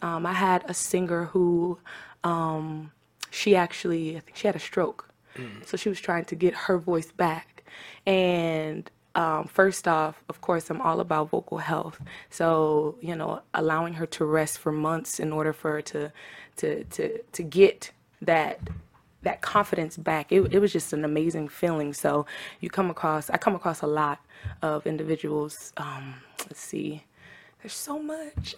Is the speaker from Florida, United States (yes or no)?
yes; Tampa, Florida, United States; also born or lived in Trinidad and Tobago; I'm from Tampa, Florida, by way of Trinidad and Tobago, so I represent the Caribbean islands.